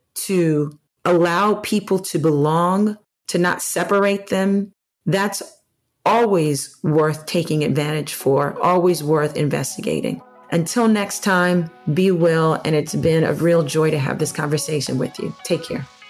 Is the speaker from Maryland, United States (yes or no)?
yes; Maryland, United States; now in New Jersey, United States; in the area where, where I grew up partially in Maryland, lacrosse has always been popular